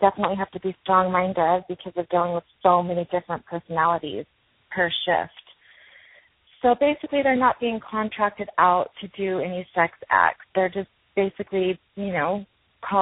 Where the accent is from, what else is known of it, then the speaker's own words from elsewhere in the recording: Utah, United States; I was raised LDS Mormon in Utah.